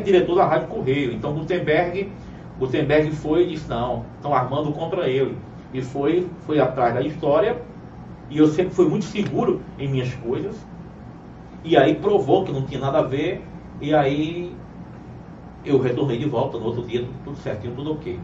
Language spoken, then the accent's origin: Portuguese; Cajazeiras, Paraíba, Brazil; also born or lived in Uiraúna; Sou paraibano, sou de Cajazeiras